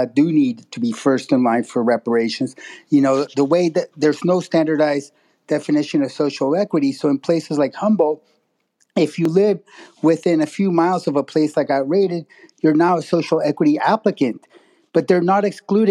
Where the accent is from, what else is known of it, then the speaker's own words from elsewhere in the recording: Mexico; moved away; I'm from Mexico